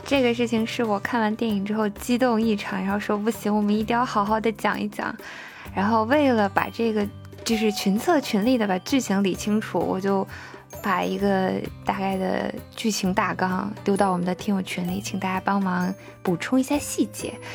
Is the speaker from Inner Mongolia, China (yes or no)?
yes; Baotou, Inner Mongolia, China; moved away; 我的老家包头